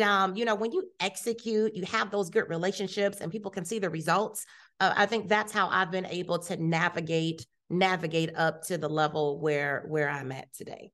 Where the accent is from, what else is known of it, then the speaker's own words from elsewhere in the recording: Youngstown, Ohio, United States; moved away as an adult; also born or lived in Columbus, Ohio / Rochester, Minnesota; now in Houston, United States; I was raised in Youngstown